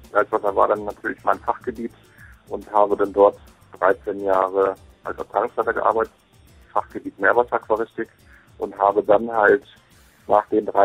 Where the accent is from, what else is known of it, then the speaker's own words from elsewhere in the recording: Hanover, Lower Saxony, Germany; Ich komme ursprünglich aus Hannover